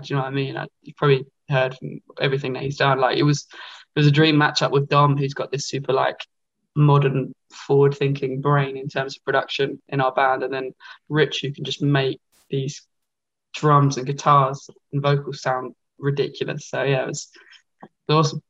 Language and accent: English; Essex, East of England, United Kingdom; I'm from Essex